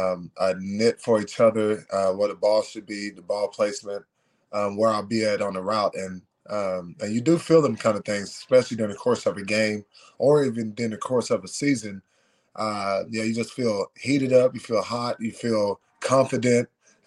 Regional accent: Austin, Texas, United States; It was freaking different, especially coming from a big city like Austin, Texas, whereas, city life, it's The motto there is keep it weird.

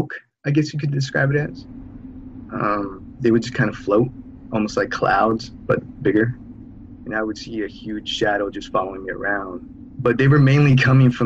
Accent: San Jose, California, United States; I'm from San Jose, California.

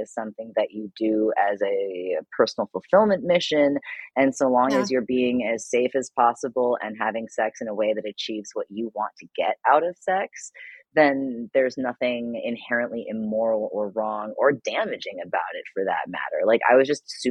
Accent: Ohio, United States; also born or lived in Kansas; I was raised in Ohio

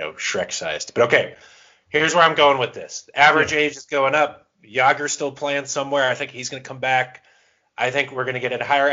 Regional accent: Florida, United States; moved away; also born or lived in Maryland; I'm originally from Florida

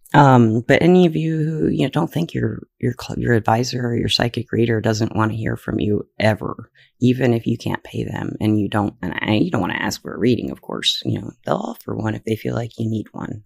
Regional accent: Alabama, United States; I was from Alabama

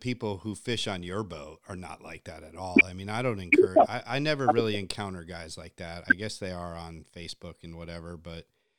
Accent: Connecticut, United States; because I grew up in Connecticut

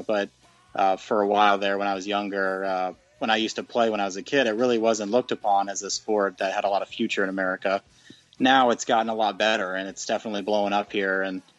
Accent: United States; now in Tampa, United States; as an American

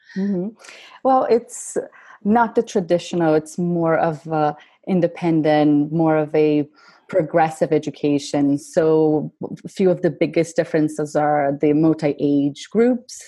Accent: Brazil; moved away as an adult; I grew up in Brazil

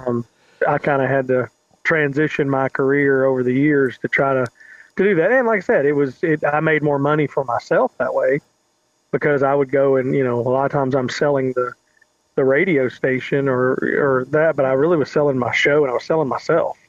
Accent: Shelbyville, Kentucky, United States; accent: southern; moved away as an adult; also born or lived in Lexington, Kentucky / Phoenix, Arizona; now in Huntsville, United States; I grew up in just outside of Louisville in a, town called Shelbyville, Kentucky

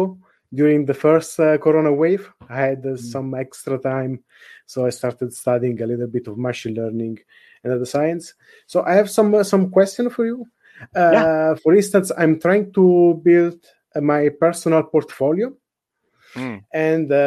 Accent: Italy; moved away as an adult; now in Netherlands; I'm from Italy, even though at the moment I'm working in the Netherlands

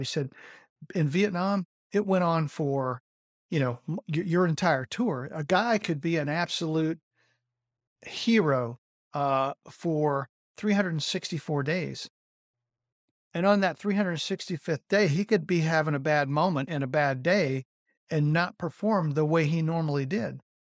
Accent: Rome, Georgia, United States; I was born in Rome, Georgia

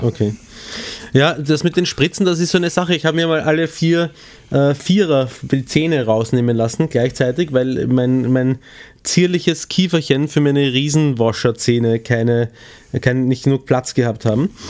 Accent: Vienna, Austria; accent: Prolo-Wienerisch (Viennese); was ich rauslassen habe, ist mehr so das Prolo-Wienerisch

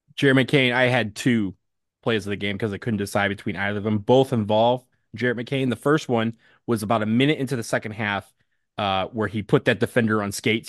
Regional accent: Michigan, United States; 248 is where I grew up

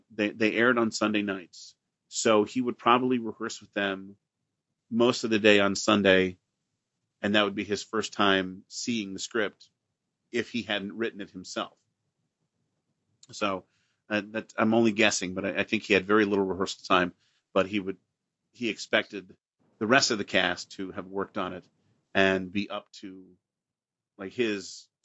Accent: Pekin, Illinois, United States; And we got Channel 9 from Chicago, WGN, in my hometown of Pekin, Illinois.

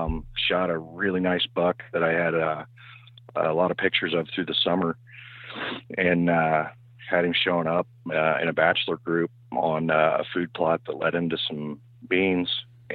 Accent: Illinois, United States; I'm from West Central Illinois.

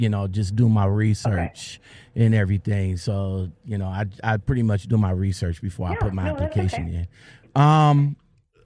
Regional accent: Ohio, United States; I'm from Ohio

